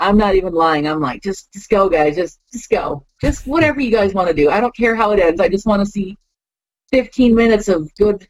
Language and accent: English; Illinois, United States; also born or lived in Las Vegas; I've been in the Midwest most of my life, so I'm a Midwest girl, Illinois